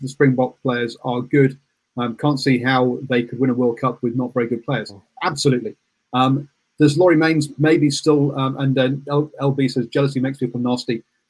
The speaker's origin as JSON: {"language": "English", "region": "England", "country": "United Kingdom", "moved": "yes", "said": "I'm English and I love it."}